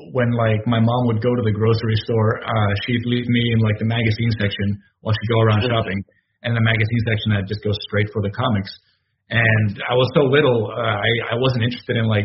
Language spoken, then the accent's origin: English; Nuevo Laredo, Tamaulipas, Mexico; moved away as an adult; now in Austin, United States; I'm originally from Nuevo Laredo, Mexico. That's right on the border with Texas. It's like Laredo and Nuevo Laredo. So I grew up on the Mexican side of the border